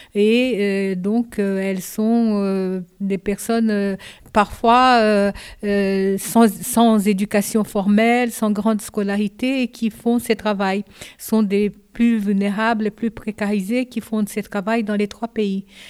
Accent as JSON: {"language": "French", "country": "Brazil", "tie": "born or raised there", "also_born_or_lived": "Japan", "second_language": "French", "moved": "as an adult", "lives_now": "France", "said": "je suis née au Japon. À l'âge de 5 ans, je suis allée au Brésil et j'ai resté au Brésil de 5 ans à 22 ans et j'ai fait toute ma scolarité au Brésil"}